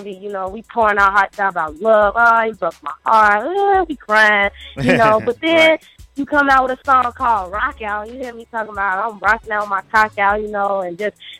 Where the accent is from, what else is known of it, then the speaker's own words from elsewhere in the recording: Chicago, Illinois, United States; I'm from Chicago, Chi-Town.